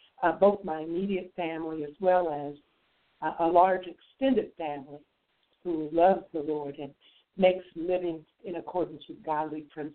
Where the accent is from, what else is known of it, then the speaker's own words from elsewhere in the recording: Dayton, Ohio, United States; moved away; also born or lived in Fort Worth, Texas; I grew up in Dayton, Ohio, in the Midwest rural. I grew up in what you would probably term a middle-class lifestyle.